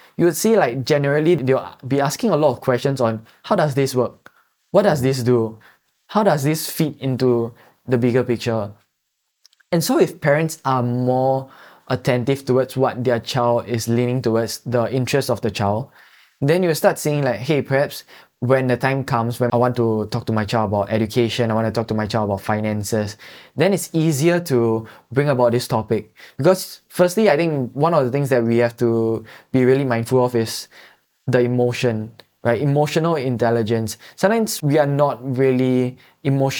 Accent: Singapore; we are Singaporean citizens

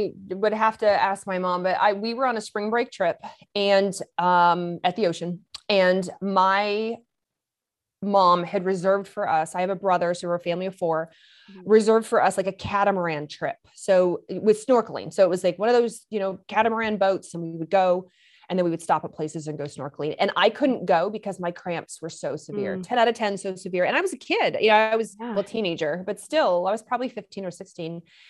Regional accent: Lexington, Kentucky, United States; also born or lived in Michigan; I grew up in Lexington, Kentucky. I'm not from there. I'm from Michigan. So I am a northerner, right? And, but I grew, believe it or not, due to my dad's job, we moved to Lexington, Kentucky.

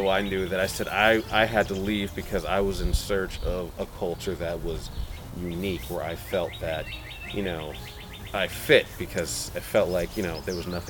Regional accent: Windsor, Connecticut, United States; accent: no accent; I'm actually from Connecticut. I know people have a hard time guessing where I'm from because I'm completely void of an accent. {S0} Yes. {S1} I'm from Windsor, Connecticut, and that's where I lived most of my life

